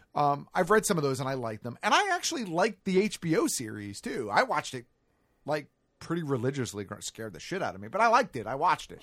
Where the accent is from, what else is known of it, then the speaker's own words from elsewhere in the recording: United States; as an American viewer